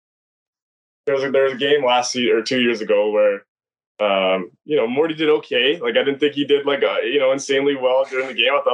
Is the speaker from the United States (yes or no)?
no; Lethbridge, Alberta, Canada; moved away as an adult; also born or lived in Saskatchewan; I'm from Lethbridge, Alberta